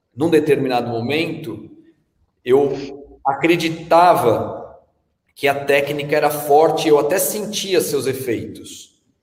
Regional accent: São Paulo, Brazil; also born or lived in Bahia / Australia; quando eu era menino aqui em São Paulo, eu ia muito na Vila Olímpia

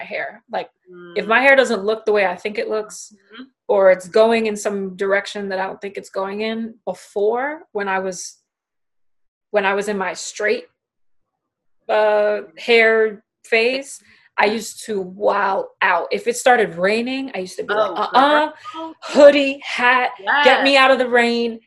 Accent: New York, United States; I'm Latina, but I grew up with black television because I'm born and raised in New York

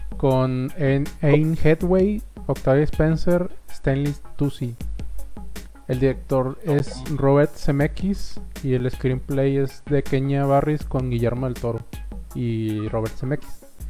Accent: Monterrey, Nuevo León, Mexico; seamos regios

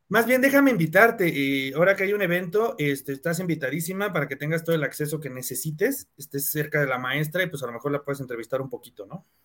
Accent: Cuautitlán Izcalli, State of Mexico, Mexico; yo soy de Cuautitlán Izcalli

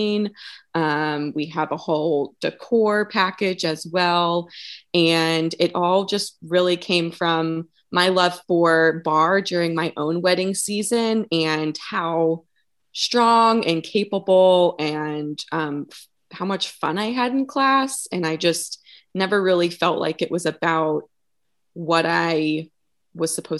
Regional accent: Eastern North Carolina, United States; also born or lived in Virginia; now in Wilmington, United States; I grew up in Eastern North Carolina and went to college in North Carolina

